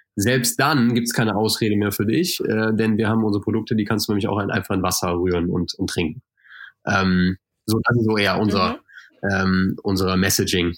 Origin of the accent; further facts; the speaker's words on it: Germany; moved away; ich komme natürlich aus Deutschland, äh, sehr aus einem sehr fleischlastigen Haushalt